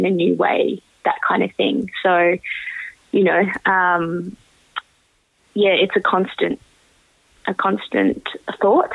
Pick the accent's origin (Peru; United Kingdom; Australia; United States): Australia; growing up in Australia as someone who's, you know, first generation Australian from Indian immigrants